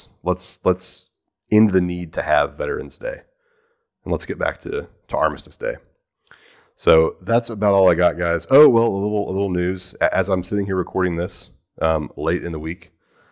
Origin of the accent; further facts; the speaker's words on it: Texas, United States; as a Texan